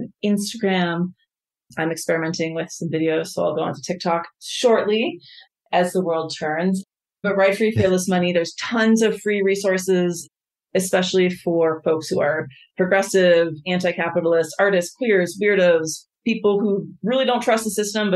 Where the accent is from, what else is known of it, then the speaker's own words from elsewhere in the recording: United States; as an American, as someone who left the country and came back